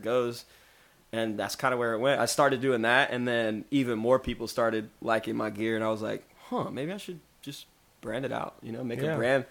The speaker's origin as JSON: {"language": "English", "town": "Atlanta", "region": "Georgia", "country": "United States", "tie": "born or raised there", "said": "growing up in Atlanta"}